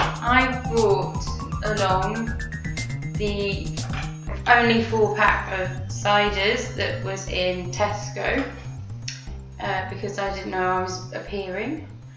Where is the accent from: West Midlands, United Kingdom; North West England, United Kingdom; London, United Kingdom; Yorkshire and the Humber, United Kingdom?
London, United Kingdom; yeah. I'm from London.